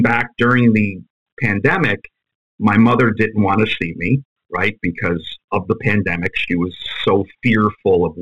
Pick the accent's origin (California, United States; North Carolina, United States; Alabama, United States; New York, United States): New York, United States; New York City; moved away; also born or lived in Fairfield, Connecticut / West Haven, Connecticut / New Haven, Connecticut / South Korea; I'm from Ozone Park. I was brought up in Ozone Park. That's a part of Queens. My family moved around. We moved from that area, and we ended up going to Fairfield, Connecticut area, West Haven, New Haven, Connecticut area